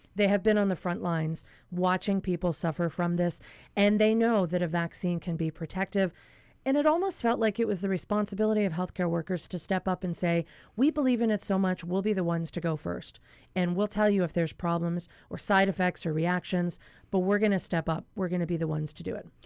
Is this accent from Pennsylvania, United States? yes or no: yes; Pennsylvania, United States; moved away; my home state of Pennsylvania